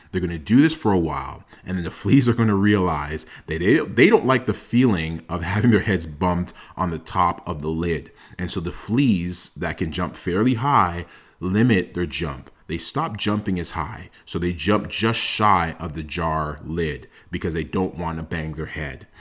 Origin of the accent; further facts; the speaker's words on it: Toronto, Ontario, Canada; I am a first generation Canadian. I was born in Toronto